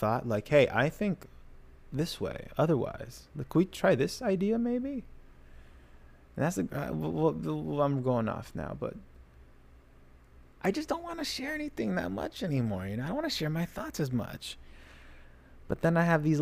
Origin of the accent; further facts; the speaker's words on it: United States; I'm American